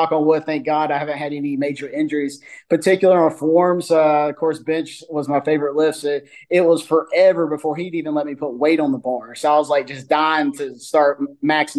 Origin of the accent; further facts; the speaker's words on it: North Carolina, United States; North Carolina, born and raised